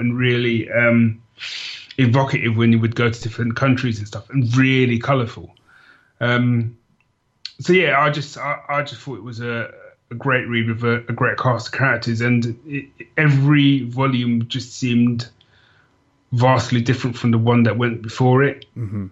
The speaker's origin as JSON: {"language": "English", "region": "London", "country": "United Kingdom", "tie": "born or raised there", "said": "as a sort of young kid growing up in London"}